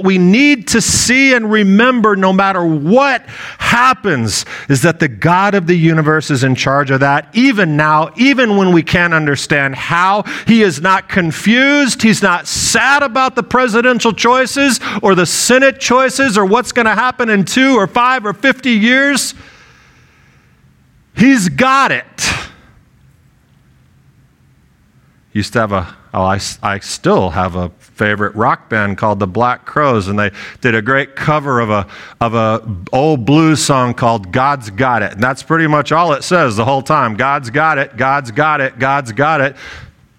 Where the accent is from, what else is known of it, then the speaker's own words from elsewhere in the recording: United States; I am an American